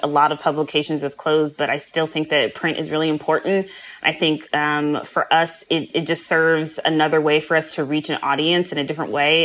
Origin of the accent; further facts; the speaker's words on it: Midwest, United States; I grew up in the Midwest